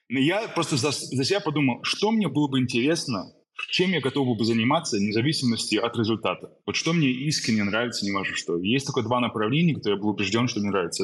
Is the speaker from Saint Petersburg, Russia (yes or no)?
yes; Saint Petersburg, Russia; moved away; also born or lived in Germany / United States / London; Родился в Питере, уехал в Германию.